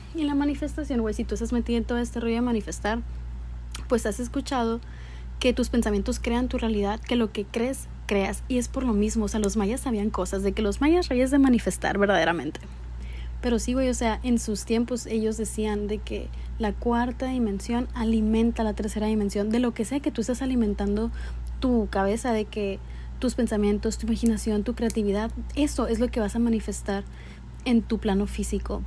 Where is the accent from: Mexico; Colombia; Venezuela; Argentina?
Mexico; Yo soy mexicana